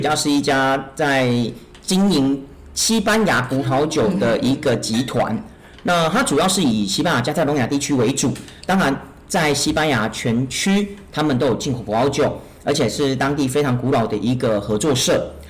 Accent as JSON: {"language": "Chinese", "country": "Taiwan", "said": "所以它的它的方式对我们台湾人而言，其实好像就跟火锅一样。"}